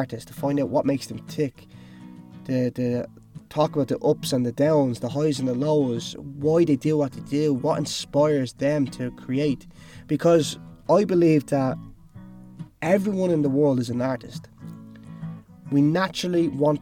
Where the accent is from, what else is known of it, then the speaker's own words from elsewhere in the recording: Dublin, Leinster, Ireland; moved away as an adult; also born or lived in Cork / Los Angeles; I then moved to Dublin, where I'm actually originally from